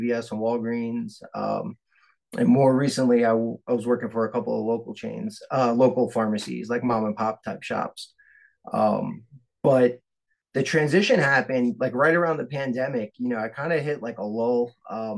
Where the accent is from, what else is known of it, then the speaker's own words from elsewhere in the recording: New York City, New York, United States; moved away as an adult; I grew up in Staten Island